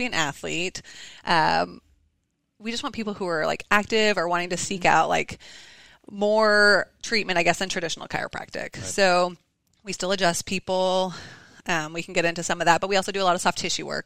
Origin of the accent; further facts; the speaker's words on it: Canada; moved away as an adult; also born or lived in Texas; now in Denton, United States; I am a Canadian girl